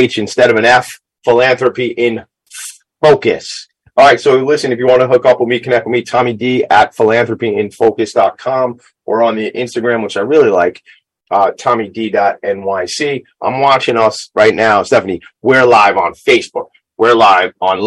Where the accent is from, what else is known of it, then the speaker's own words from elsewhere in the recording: Long Island, New York, United States; I'm from Long Island